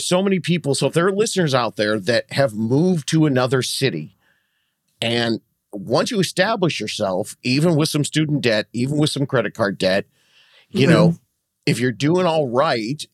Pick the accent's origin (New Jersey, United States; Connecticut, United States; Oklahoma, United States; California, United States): California, United States; Southern; I'm from Southern California